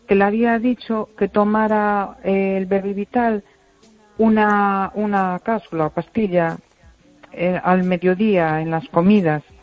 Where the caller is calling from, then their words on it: Vigo, Galicia, Spain; de Vigo.